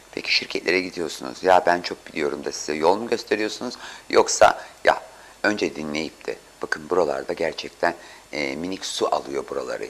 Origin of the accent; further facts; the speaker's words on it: Istanbul, Turkey; ben çocukken Samatyalıyım ben.